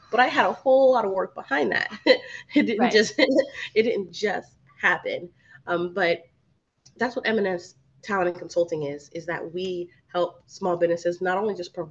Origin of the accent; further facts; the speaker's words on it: New Jersey, United States; now in Miami, United States; I'm from New Jersey